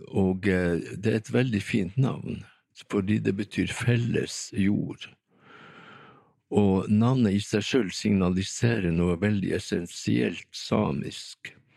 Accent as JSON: {"language": "Norwegian", "town": "Tromsø", "region": "Troms", "country": "Norway", "tie": "born or raised there", "also_born_or_lived": "Vestertana, Tana, Finnmark", "said": "jeg vokste opp her i Tromsø"}